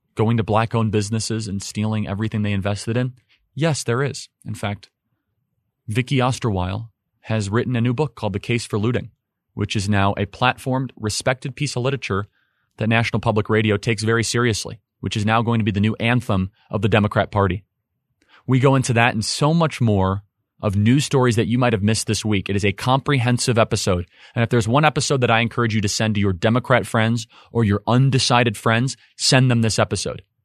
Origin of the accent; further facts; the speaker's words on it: Northern Illinois, United States; I grew up in Northern Illinois